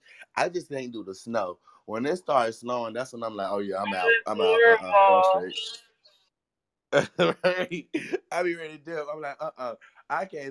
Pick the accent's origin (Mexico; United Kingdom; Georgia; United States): United States; Birmingham, Alabama; I'm from Alabama, and you know, In Birmingham, we don't get cold like that.